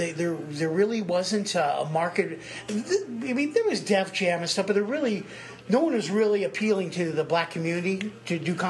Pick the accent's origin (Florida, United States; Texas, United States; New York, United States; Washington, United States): Florida, United States; Orlando; this Thanksgiving week, I'll be in my hometown at the Orlando Improv.